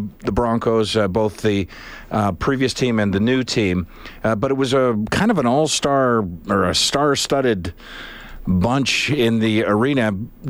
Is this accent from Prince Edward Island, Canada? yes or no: yes; Charlottetown, Prince Edward Island, Canada; Growing up in Charlottetown.